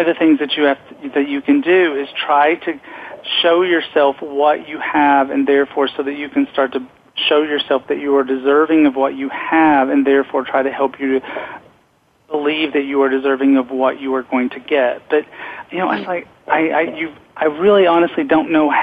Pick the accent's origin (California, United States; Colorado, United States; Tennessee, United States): Tennessee, United States; Knoxville; I grew up gay in Knoxville, Tennessee